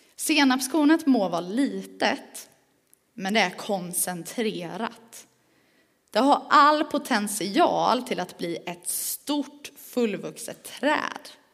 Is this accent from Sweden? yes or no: yes; Växjö, Kronoberg County, Sweden; accent: Småländska; also born or lived in Skåne; now in Falköping, Sweden; jag är född skåning, men det hör man inte på min dialekt för att jag har bott i Växjö, eller runt om Växjö ganska länge. Så om man undrar vad är det för språk hon säger när hon inte uttalar sina R, då är det för att jag är smålänning